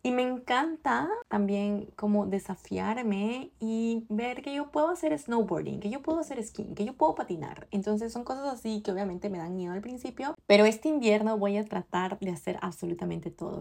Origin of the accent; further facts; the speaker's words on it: Ecuador; now in Canada; yo soy de Ecuador y no tenía una vida tan ocupada como la tengo acá en Canadá